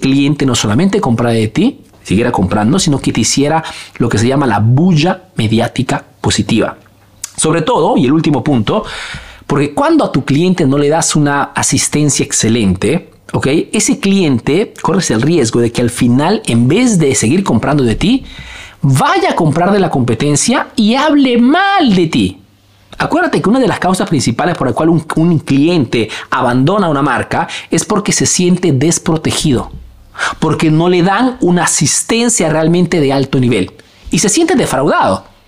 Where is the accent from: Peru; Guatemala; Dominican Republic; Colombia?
Peru; now in Italy; soy un emprendedor peruano